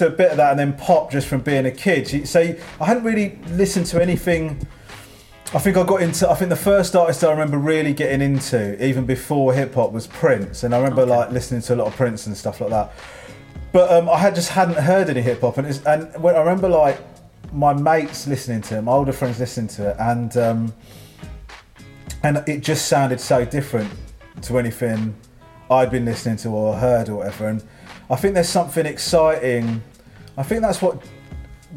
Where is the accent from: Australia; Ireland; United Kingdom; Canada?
United Kingdom; Crawley, South East England; I grew up in Crawley, and Crawley is not known as one of the UK's major hip hop hubs.